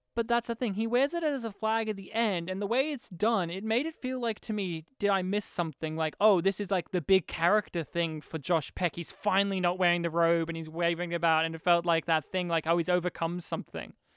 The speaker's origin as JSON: {"language": "English", "country": "Australia", "said": "I'm an Australian"}